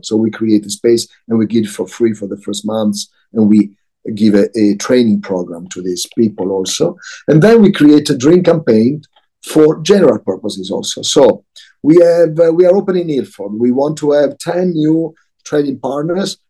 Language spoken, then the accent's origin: English; Milan, Lombardy, Italy; moved away; also born or lived in Tokyo / London / New York; I was born in Milano.